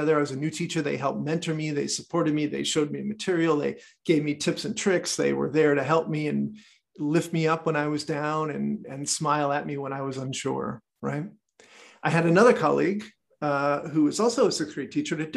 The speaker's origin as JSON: {"language": "English", "country": "United States", "said": "I'm American"}